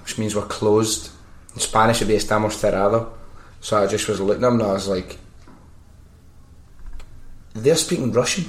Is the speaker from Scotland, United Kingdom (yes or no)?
yes; Scotland, United Kingdom; moved away as an adult; now in Barcelona, Spain